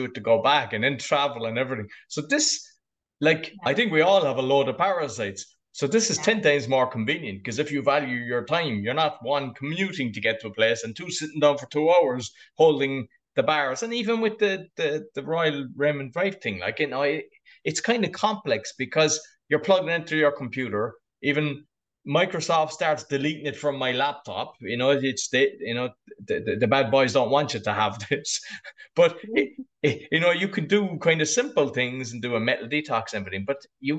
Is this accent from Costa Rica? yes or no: no; Ireland; accent: Irish; my Irish accent